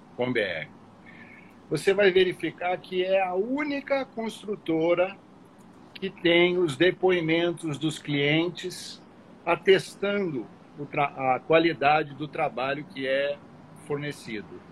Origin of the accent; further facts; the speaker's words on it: São Paulo, Brazil; now in Rio de Janeiro, Brazil; Eu sou paulista